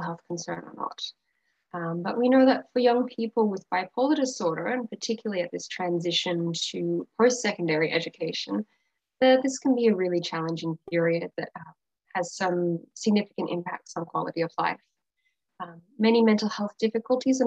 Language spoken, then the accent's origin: English; Australia; moved away as an adult; now in Vancouver, Canada; I'm originally from Australia